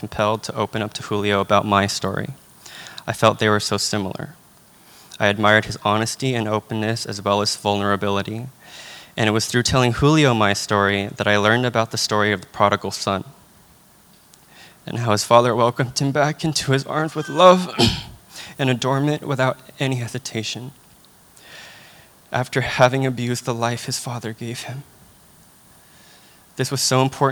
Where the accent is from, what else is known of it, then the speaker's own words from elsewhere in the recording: Union City, California, United States; moved away as an adult; I'm from Union City, California, which is very close to San Francisco.